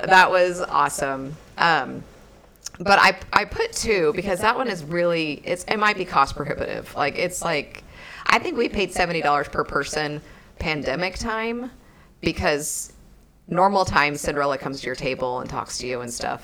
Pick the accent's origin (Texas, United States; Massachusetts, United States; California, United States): Texas, United States; we're from Texas